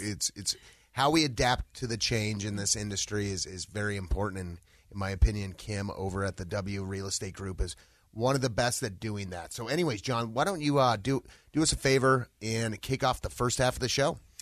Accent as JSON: {"language": "English", "town": "Littleton", "region": "Colorado", "country": "United States", "tie": "born or raised there", "also_born_or_lived": "Highlands Ranch, Colorado", "said": "I grew up, uh, in the Littleton area."}